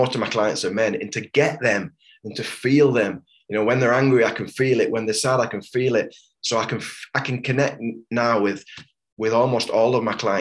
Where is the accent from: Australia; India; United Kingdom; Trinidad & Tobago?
United Kingdom; Wigan, North West England; now in Hebden Bridge, United Kingdom; I was raised in an ultra hyper masculine culture. You know, I was born in Wigan. It's a rugby league town